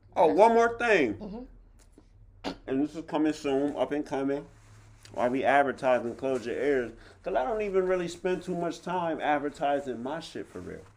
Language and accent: English; Harrisburg, United States; I came from Harrisburg High